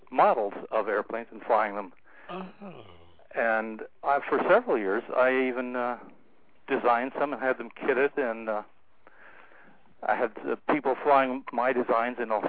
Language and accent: English; San Diego, California, United States; I grew up in San Diego, where the Atlas missile was being built, and it was a you know the center for aviation. That's how my family got there.